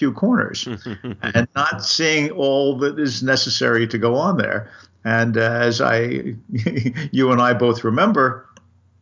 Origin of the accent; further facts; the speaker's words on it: United States; I grew up in the United States.